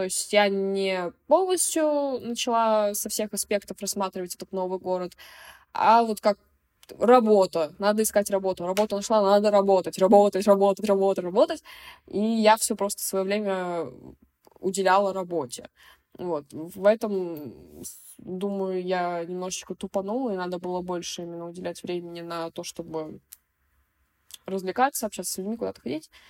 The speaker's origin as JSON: {"language": "Russian", "region": "Moscow", "country": "Russia", "said": "у меня с самого детства было понимание того, что я из Москвы, и мои родители, ну, мать с Москвы, отец с Тульской области"}